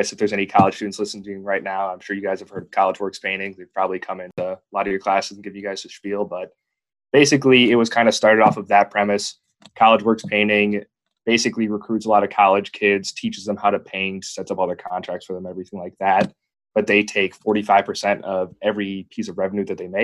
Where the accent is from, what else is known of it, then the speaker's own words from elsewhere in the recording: Jefferson, Wisconsin, United States; I am originally from Jefferson, Wisconsin, which is just like a small farming town about halfway between Madison and Milwaukee.